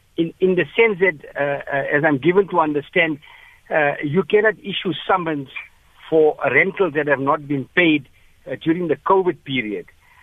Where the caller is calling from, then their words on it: Potchefstroom, North West, South Africa; I'm calling from Potchefstroom.